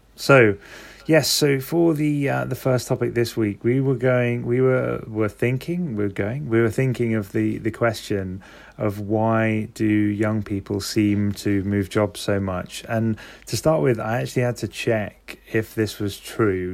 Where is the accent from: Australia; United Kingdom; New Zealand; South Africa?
United Kingdom; London; I'm from London